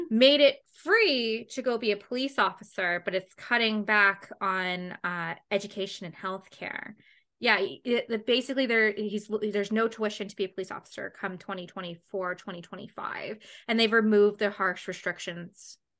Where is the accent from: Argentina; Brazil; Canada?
Canada; as a Canadian girl